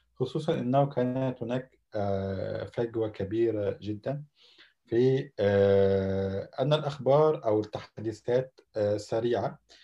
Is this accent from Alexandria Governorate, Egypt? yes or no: yes; Alexandria, Alexandria Governorate, Egypt; moved away as an adult; now in Istanbul, Turkey; مصري من مواليد الاسكندريه